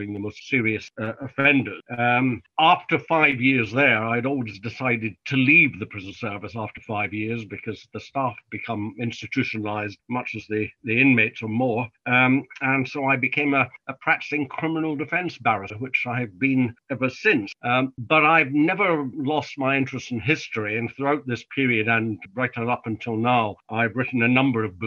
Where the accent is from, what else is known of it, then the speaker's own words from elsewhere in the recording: Glasgow, Scotland, United Kingdom; moved away as an adult; also born or lived in Cambridge; now in London, United Kingdom; I was born and brought up in Glasgow